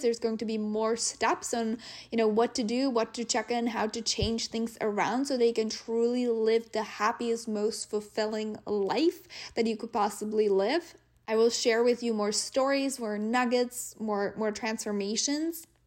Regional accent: Czechia; moved away; we're obviously from the Czech Republic

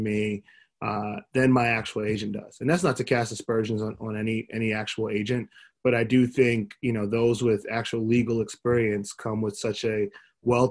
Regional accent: New York, United States; also born or lived in Miami; growing up in New York, playing basketball at a high level

